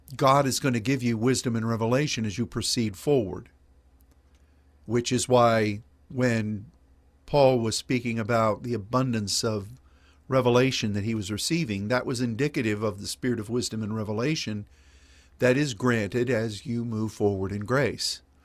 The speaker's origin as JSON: {"language": "English", "region": "Pennsylvania", "country": "United States", "tie": "born or raised there", "moved": "yes", "lives_now": "Dallas, United States", "said": "when I was growing up in Pennsylvania"}